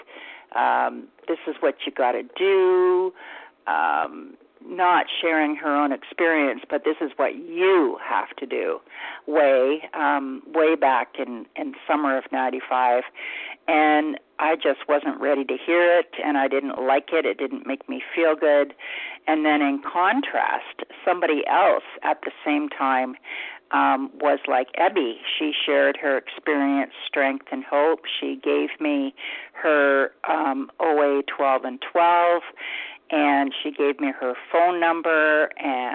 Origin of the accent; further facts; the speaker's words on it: London, Ontario, Canada; I'm from London, Ontario, Canada